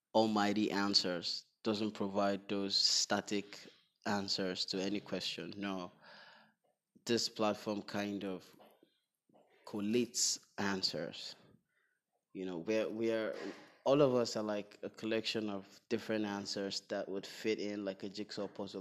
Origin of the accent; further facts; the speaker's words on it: Northern Nigeria, Nigeria; I was born in the north. And for the most part of my childhood, I was raised in the north